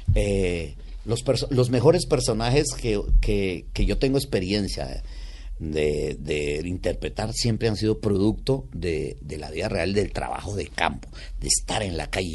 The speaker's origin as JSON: {"language": "Spanish", "town": "Cali", "region": "Valle del Cauca", "country": "Colombia", "tie": "born or raised there", "also_born_or_lived": "Bogotá", "moved": "yes", "said": "yo soy caleño por mi padre, eh, cundiboyaco por mi mamá"}